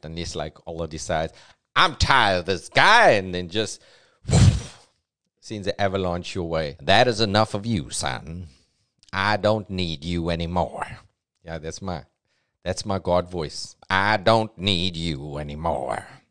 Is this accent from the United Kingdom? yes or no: no; Cape Town, Western Cape, South Africa; accent: Cape Townian; It's a very Cape Townian thing because we got like a flatness to our accent